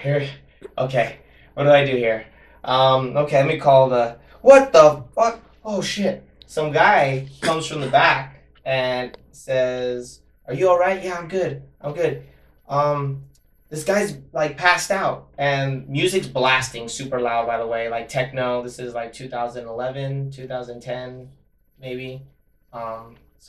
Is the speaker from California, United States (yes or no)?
yes; Monterey Park, California, United States; growing up in Monterey Park